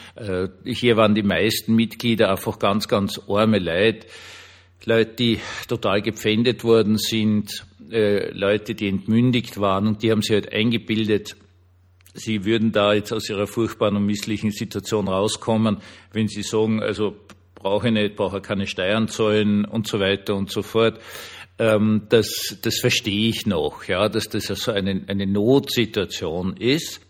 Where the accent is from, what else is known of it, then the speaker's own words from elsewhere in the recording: Austria; ich kann es euch jetzt als Österreicher sagen